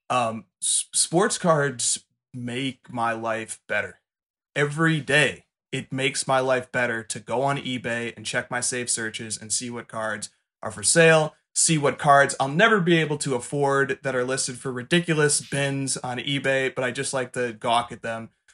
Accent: Chicago, Illinois, United States; I'm from Chicago

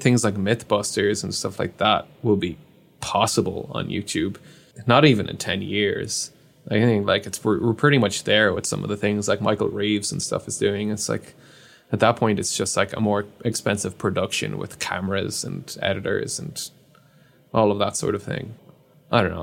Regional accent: Ireland; I'm Irish

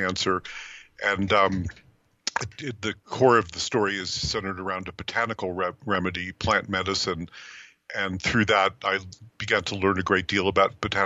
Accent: New York City, New York, United States; I grew up in New York City

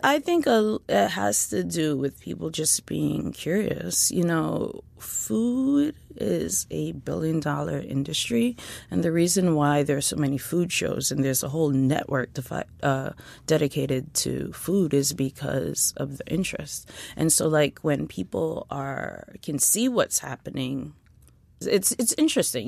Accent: New York City, New York, United States; I grew up in East Flatbush, Brooklyn

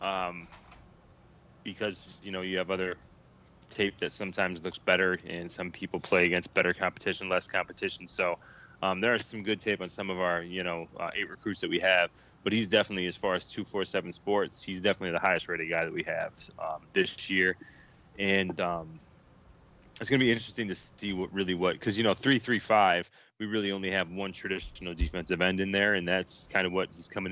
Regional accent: Syracuse, New York, United States; now in North Carolina, United States; I grew up in Syracuse, and grew up playing football in New York. I live in North Carolina now

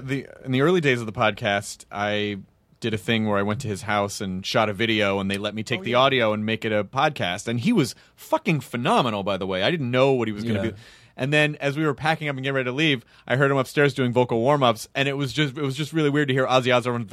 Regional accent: Australia; Sorry, guys, I'm Australian.

